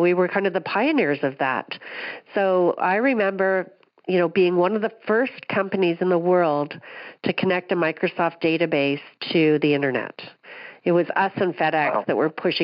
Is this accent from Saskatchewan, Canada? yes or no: no; Aurora, Ontario, Canada; I currently live north of Toronto. I've been here all my life in a small town called Aurora